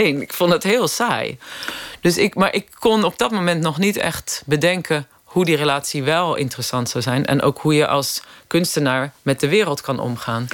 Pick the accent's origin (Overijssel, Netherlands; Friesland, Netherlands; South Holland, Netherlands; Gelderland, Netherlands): South Holland, Netherlands; Hendrik-Ido-Ambacht; moved away as an adult; also born or lived in Rotterdam / London; ik ben daar in de, 60, 70 jaren opgegroeid